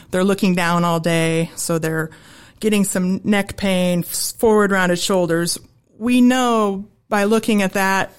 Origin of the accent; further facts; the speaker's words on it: Holdrege, Nebraska, United States; moved away as an adult; I'm from Holdridge, Nebraska